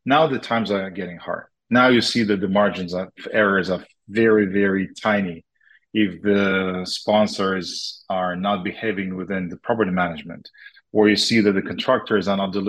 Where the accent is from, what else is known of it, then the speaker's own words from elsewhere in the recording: Moscow, Russia; also born or lived in Israel; now in Boca Raton, United States; We lived in Israel for a while. Yes, Mike, you're right. Originally, we're from Moscow, Jewish family that moved around the world. And now we settled here in Miami area in Boca Raton.